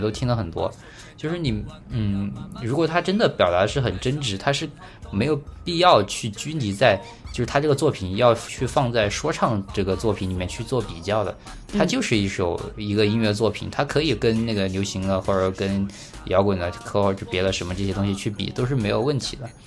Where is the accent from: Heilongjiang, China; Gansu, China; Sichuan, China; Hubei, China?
Hubei, China; Badong; 我是湖北人，然后嗯恩施的，然后我们那儿叫巴东